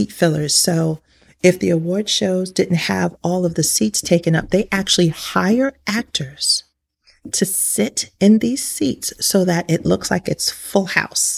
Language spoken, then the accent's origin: English; New York City, New York, United States; I grew up in New York City